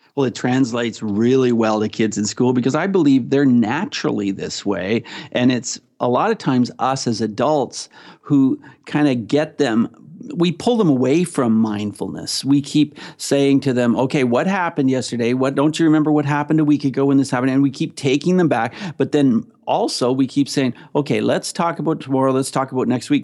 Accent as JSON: {"language": "English", "region": "Ontario", "country": "Canada", "said": "I am from Canada. I'm from Ontario, Canada."}